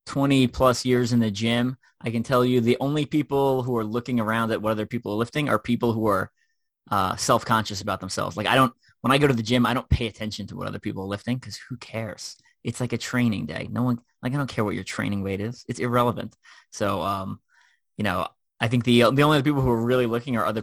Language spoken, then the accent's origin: English; Long Island, New York, United States; moved away; I was home in New York on a Monday, which is where I grew up in Long Island.